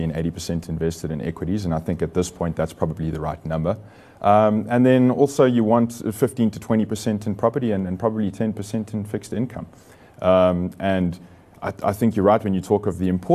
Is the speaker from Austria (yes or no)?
no; South Africa; as South African investors